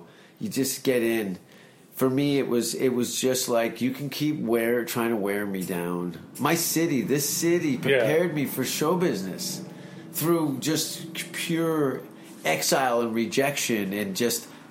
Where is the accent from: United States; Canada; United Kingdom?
Canada; as a Canadian, I knew that I had the luxury of a great passport